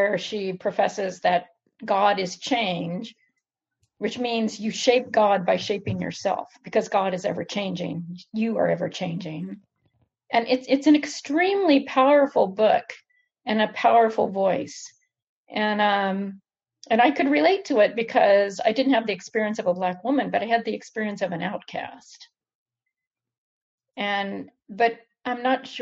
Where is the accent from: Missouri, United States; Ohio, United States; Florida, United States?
Florida, United States; Panhandle of; I grew up in the Panhandle of Florida